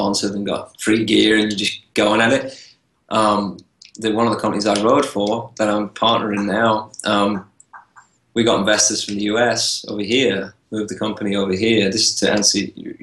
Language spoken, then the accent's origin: English; England, United Kingdom; now in United States; I was born in England.